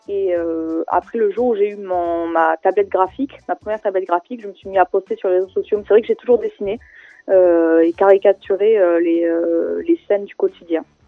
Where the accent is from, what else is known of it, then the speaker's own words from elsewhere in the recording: Perpignan, Occitania, France; moved away as an adult; now in Paris, France; Je viens de Perpignan, dans le sud de la France, et ça fait maintenant 7 ans que je suis sur Paris